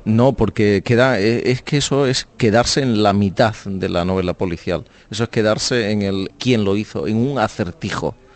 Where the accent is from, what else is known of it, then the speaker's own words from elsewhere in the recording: Spain; ser un escritor español desconocido